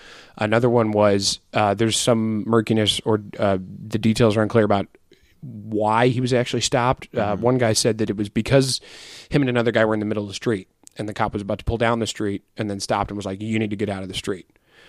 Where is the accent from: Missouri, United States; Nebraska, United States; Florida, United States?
Missouri, United States; St. Louis; we're both from St. Louis. I actually grew up over in North County, around the 270 and 67 exit, which is about four exits up from Ferguson